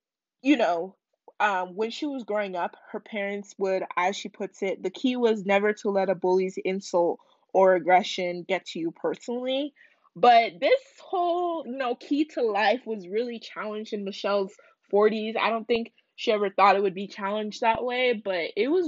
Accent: United States; I'm not a proud American

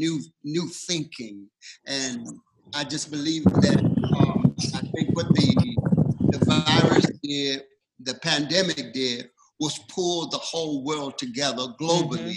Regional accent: the rural South, United States; moved away as an adult; now in West Coast, United States; the rural South, and that's where I'm from. But I moved my family from the South to the West Coast

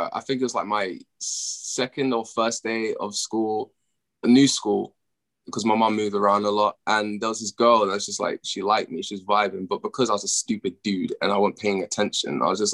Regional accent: United Kingdom; I'm from the UK

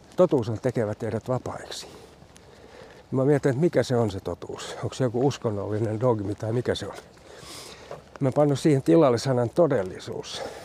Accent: Loviisa, Uusimaa, Finland; also born or lived in Sipoo; now in Porvoo, Finland; Mä oon kotoisin Lovisesta alun perin

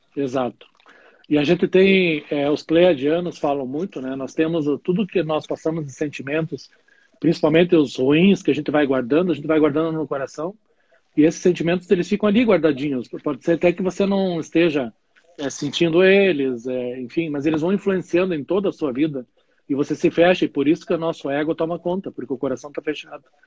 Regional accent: Curitiba, Paraná, Brazil; moved away as an adult; now in Caxias do Sul, Brazil; Mion é um curitibano, eu sou de Curitiba e hoje eu moro em Caxias do Sul, fazem 13, 14 anos.

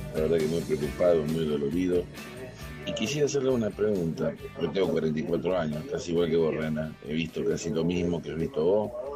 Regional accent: Rosario, Santa Fe, Argentina; Yo soy de Rosario

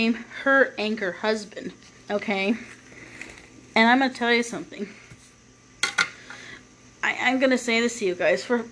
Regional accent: United States; someone like me being born and raised in America

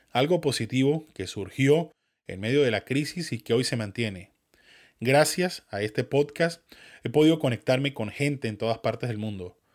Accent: Venezuela; accent: Venezuelan mixed with northern Mexican; quienes les gusta mi acento venezolano mezclado con el mexicano norteño

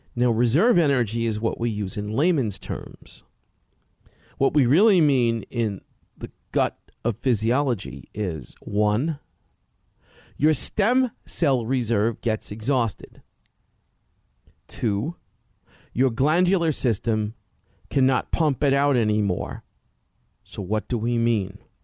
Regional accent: New York City, New York, United States; growing up in Brooklyn, New York as a kid

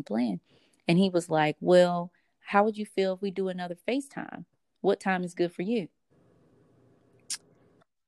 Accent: the South, United States; moved away; I am from the South

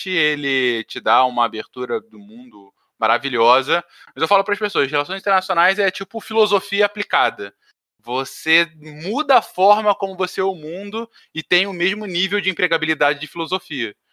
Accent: Teresópolis, Rio de Janeiro, Brazil; accent: carioca; also born or lived in São Paulo; Eu, eu nasci em São Paulo, mas eu fiquei mudando entre São Paulo e Rio boa parte da minha infância e juventude e acabei fincando mais raízes desde os 11 anos em Teresópolis, na zona serrana do Rio, daí esse sotaque meio carioca.

